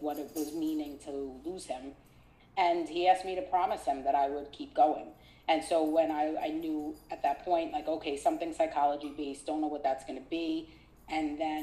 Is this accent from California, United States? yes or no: no; New York City, New York, United States; growing up in Brooklyn, I, you know, at elementary school